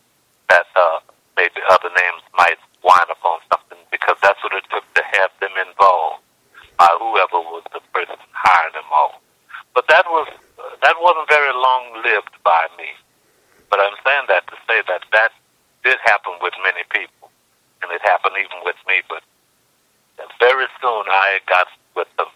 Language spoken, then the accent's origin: English; New Orleans, Louisiana, United States; being born and raised in New Orleans